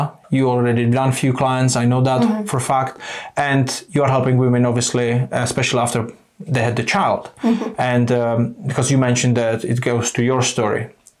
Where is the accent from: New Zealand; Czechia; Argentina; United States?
Czechia; now in United Kingdom; we are from Czech Republic